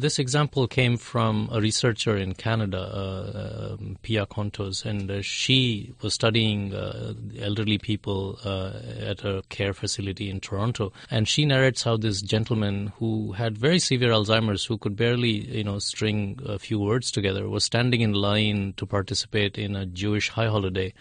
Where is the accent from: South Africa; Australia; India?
India; I'm from India